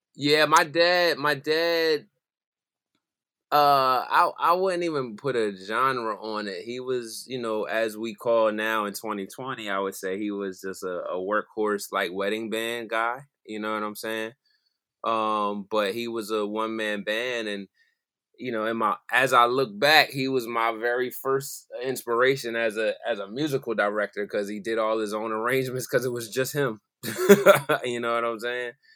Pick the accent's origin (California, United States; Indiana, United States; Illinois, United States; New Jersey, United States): New Jersey, United States; Philadelphia area; moved away as an adult; now in Delaware, United States; I'm from South Jersey, Philadelphia area